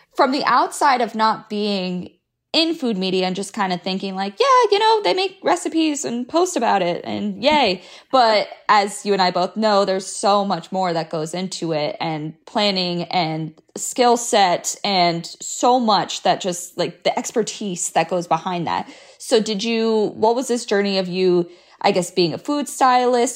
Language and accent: English; South Florida, United States; moved away as an adult; I grew up in South Florida